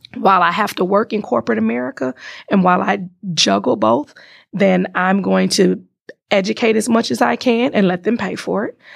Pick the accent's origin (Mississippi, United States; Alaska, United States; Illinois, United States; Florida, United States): Illinois, United States; Chicago; moved away as an adult; now in Wisconsin, United States; born and raised in Chicago